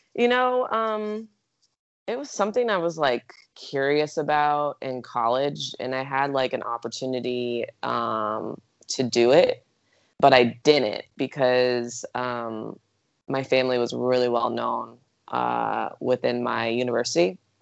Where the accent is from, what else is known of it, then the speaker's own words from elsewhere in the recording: Eugene, Oregon, United States; moved away as an adult; now in Arizona, United States; I grew up in Eugene, Oregon.